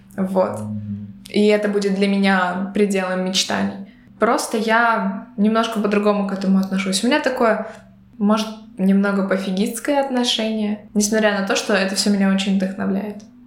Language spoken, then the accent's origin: Russian; Belarus; now in Latvia; я из Беларуси, но я говорила по-латышски. На тот момент, э, проживая в Латвии, уже на протяжении двух лет